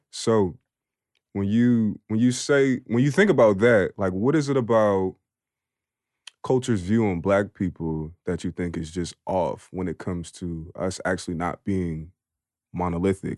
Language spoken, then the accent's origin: English; Philadelphia, Pennsylvania, United States; I'm from Philly